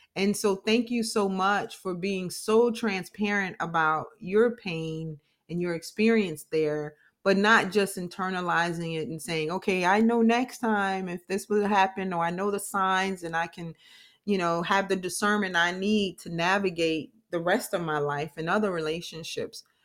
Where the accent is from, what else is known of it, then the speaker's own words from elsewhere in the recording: New York, United States; now in Florida, United States; I'm from New York